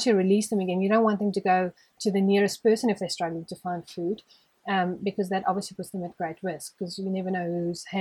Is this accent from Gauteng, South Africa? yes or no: yes; Johannesburg, Gauteng, South Africa; now in Hartbeespoort, South Africa; In Joburg, but not like city Joburg. I grew up on a plot, which is the suburb's called Poortview